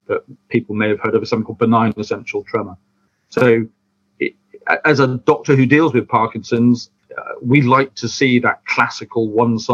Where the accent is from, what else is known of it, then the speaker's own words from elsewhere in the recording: United Kingdom; we're British